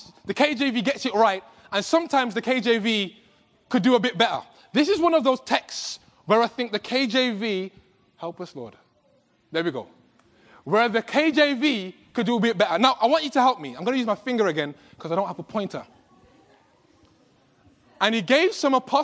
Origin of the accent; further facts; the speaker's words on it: England, United Kingdom; accent: British; I'm from England. And I know people have been struggling since I've been here with my British accent